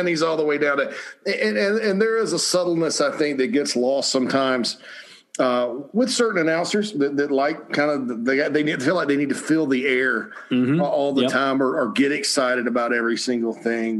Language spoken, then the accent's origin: English; Spartanburg, South Carolina, United States; growing up in Spartanburg, South Carolina